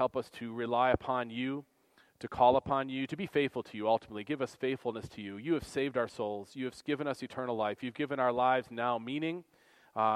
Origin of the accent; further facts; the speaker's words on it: United States; American Christians